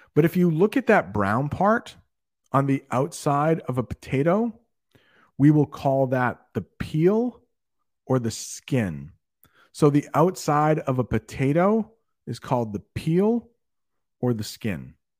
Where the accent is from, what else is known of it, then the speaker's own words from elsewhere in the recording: United States; I am an American